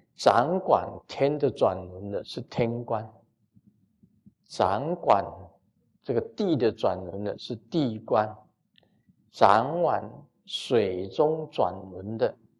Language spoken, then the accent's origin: Chinese; Taiwan; 我们台湾很多从福建过来的，早期的移民到台湾来的